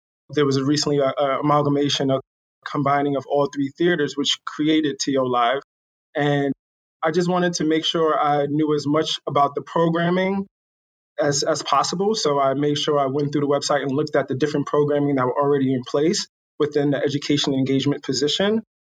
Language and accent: English; New York City, New York, United States; moved away as an adult; also born or lived in Asia; now in Toronto, Canada; I'm originally from New York City